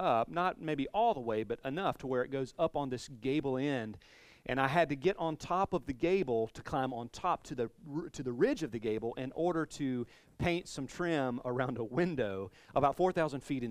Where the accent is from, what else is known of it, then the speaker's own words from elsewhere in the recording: the South, United States; I'm from the South, so riled is a word